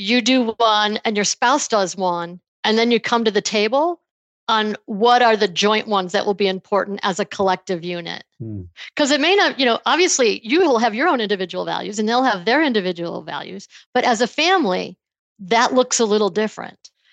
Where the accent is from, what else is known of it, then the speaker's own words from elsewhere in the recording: Buffalo, New York, United States; I grew up in the Buffalo area